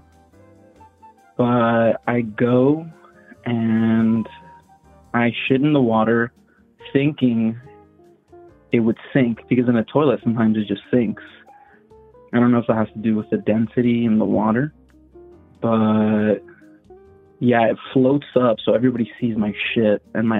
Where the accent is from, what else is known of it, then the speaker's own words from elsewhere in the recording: Miami, Florida, United States; I'm from Miami